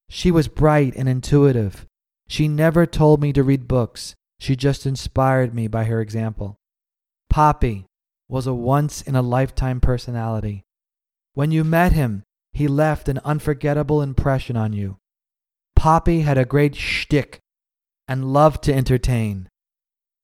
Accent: New York City, New York, United States; also born or lived in Jamaica; I grew up on the Lower East Side of Manhattan.

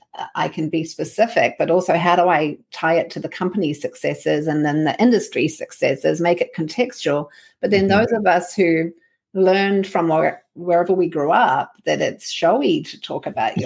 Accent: New Zealand; moved away; when I grew up in New Zealand

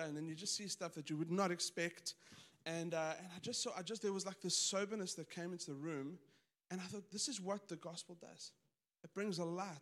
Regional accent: South Africa; moved away; I grew up in South Africa, pretty conservative.

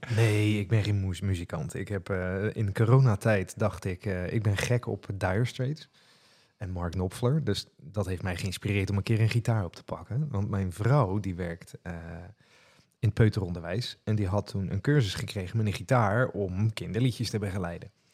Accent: Rotterdam, South Holland, Netherlands; accent: Rotterdam; Maar ik ben en blijf toch echt een Rotterdammert. Dus als ik dan enthousiast wordt, dan hoor je dat mijn accent gewoon naar voren komt.

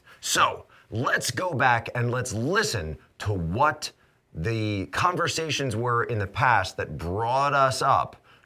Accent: Philadelphia, Pennsylvania, United States; I'm from Philly area.

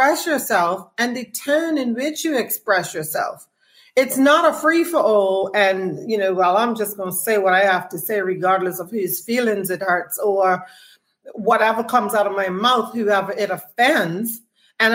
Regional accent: Bermuda; we're not producing television shows here in Bermuda

